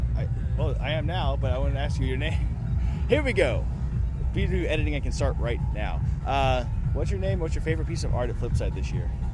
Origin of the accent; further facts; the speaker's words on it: Austin, Texas, United States; Austin, Texas